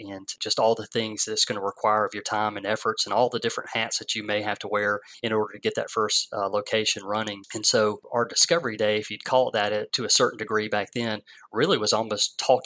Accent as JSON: {"language": "English", "town": "Watkinsville", "region": "Georgia", "country": "United States", "tie": "born or raised there", "said": "the same town that I grew up in Oconee County"}